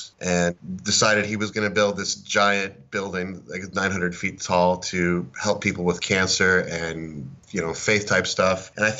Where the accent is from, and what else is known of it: Florida, United States; born or raised there; also born or lived in Oklahoma